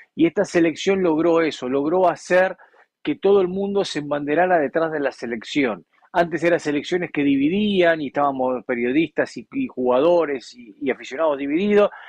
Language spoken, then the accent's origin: Spanish; Argentina; El pueblo argentino es un pueblo que eh, tenemos muchas cosas buenas y muchas cosas malas